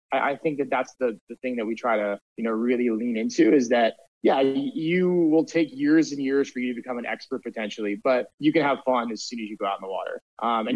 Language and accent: English; Delaware, United States; moved away as an adult; also born or lived in Syracuse, New York; now in Venice, Los Angeles, United States; growing up in Delaware, uh, you know, we're about an hour drive down to the coast